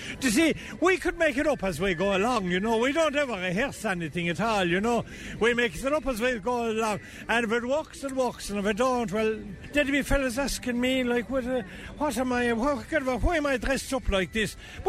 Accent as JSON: {"language": "English", "town": "Waterford", "region": "Munster", "country": "Ireland", "said": "I'm here from Waterford. Did you ever hear tell of a place called Waterford?"}